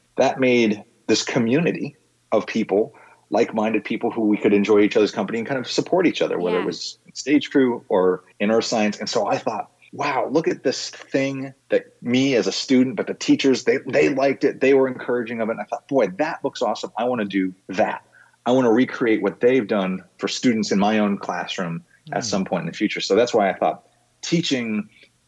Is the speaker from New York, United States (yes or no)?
yes; Bedford, New York, United States; moved away as an adult; now in Washington, D.C., United States; I grew up in Bedford, New York, Westchester County, about an hour north of New York City